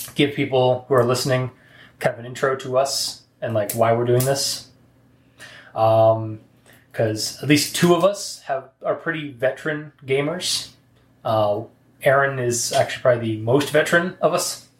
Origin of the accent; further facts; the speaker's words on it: Canada; we're Canadian.